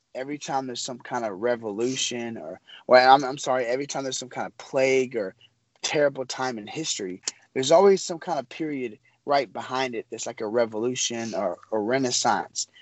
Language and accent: English; Memphis, Tennessee, United States; I'm from Memphis, Tennessee